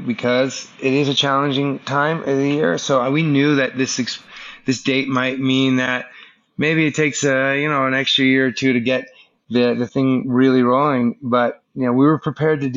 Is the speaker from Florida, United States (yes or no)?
yes; South Florida, United States; I grew up in South Florida, so I probably have some connection to that region just based on that's where my childhood was